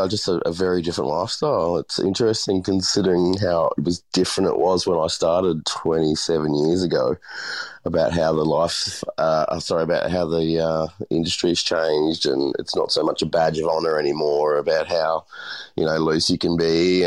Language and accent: English; Brisbane, Queensland, Australia; I'm from Brisbane originally, yeah.